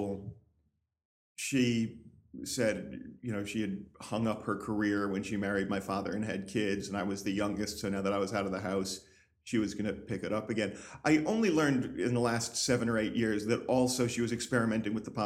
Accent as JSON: {"language": "English", "town": "Schuylerville", "region": "New York", "country": "United States", "tie": "born or raised there", "also_born_or_lived": "Hartford, Connecticut", "moved": "yes", "said": "Grew up in upstate New York, mm-hmm. in a small town called Schuylerville"}